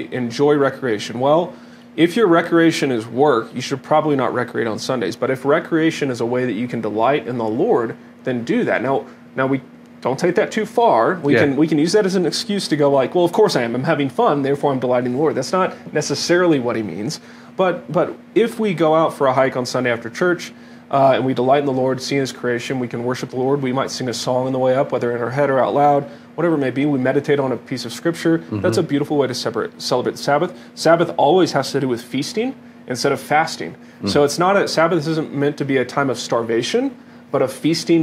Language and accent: English; Dallas, Texas, United States; now in Colorado, United States; I was from Dallas